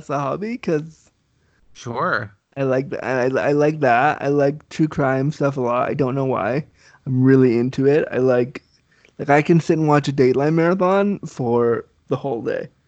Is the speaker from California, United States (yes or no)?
yes; Laguna Beach, California, United States; born there; I was born in Laguna Beach, California.